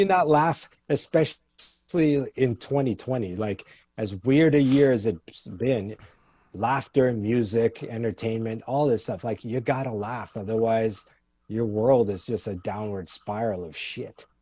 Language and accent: English; Canada; moved away as an adult; also born or lived in Kingston, Jamaica / New York City, United States; now in United States; I grew up in Jamaica till I was about six, and then we moved to Canada when I was six and a half. And I grew up in Canada till I was in my early twenties.